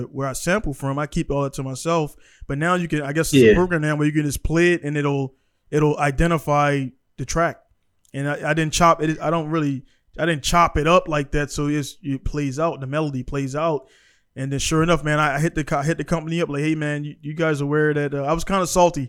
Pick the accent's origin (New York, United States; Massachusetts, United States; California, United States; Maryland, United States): Maryland, United States; Baltimore; I grew up in Baltimore